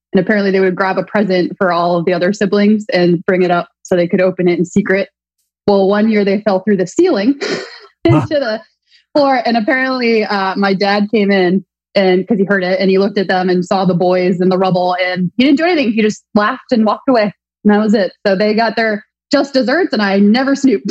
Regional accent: New England, United States; now in California, United States; I grew up in New England.

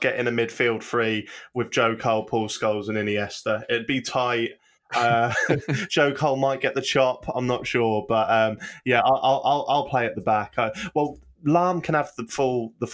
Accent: Norwich, East of England, United Kingdom; I'm from Norwich, which is next to a little coastal town called Lowestoft

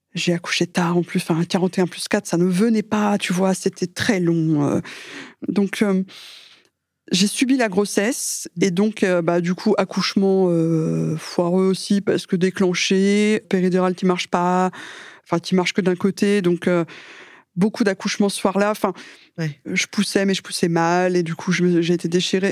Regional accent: France; je suis française

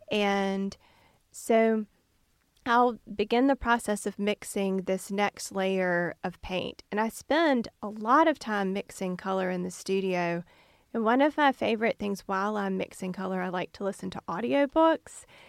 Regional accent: Canton, Mississippi, United States; I grew up in Canton

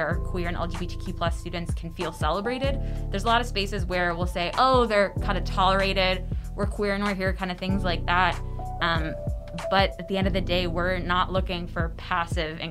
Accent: Chicago suburbs, Illinois, United States; moved away as an adult; also born or lived in Indiana / Fayetteville, Arkansas; now in Arkansas, United States; I'm originally from Chicagoland. I grew up in the Chicago suburbs

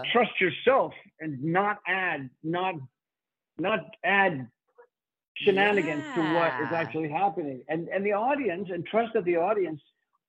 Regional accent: Miami Beach, Florida, United States; also born or lived in New York; I grew up in Miami Beach, which is where I am right now.

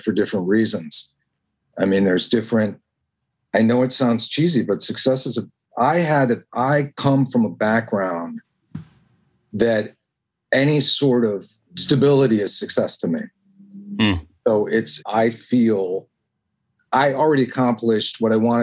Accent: Evanston, Illinois, United States; moved away; also born or lived in New York; I'm from Evanston, Illinois

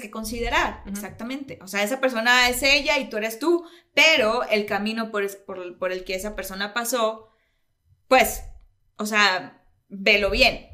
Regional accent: Mexico; siendo como buenos latinoamericanos y mexicanos, somos muy religiosos

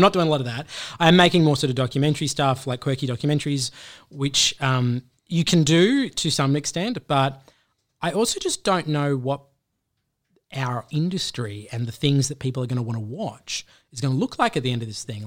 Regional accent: Australia; being an Australian in the U S

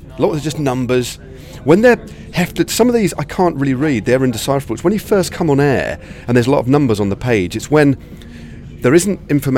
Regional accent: England, United Kingdom; We're in Italy. I'm English.

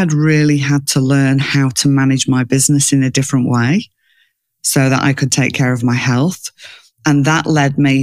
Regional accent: England, United Kingdom; moved away as an adult; now in Australia; I grew up in England, but I live in Australia

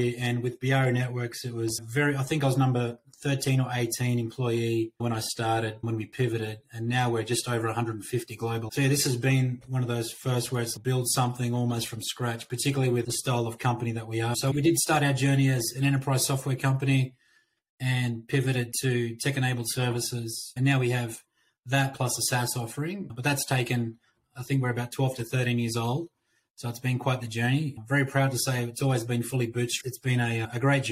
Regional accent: Australia; moved away as an adult; now in United States; I'm an Aussie that relocated about 3 years ago

